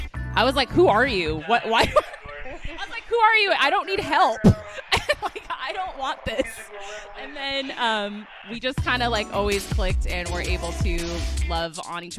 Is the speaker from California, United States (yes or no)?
yes; San Francisco, California, United States; Born and raised in San Francisco, which I feel like is pretty... pretty rare these days.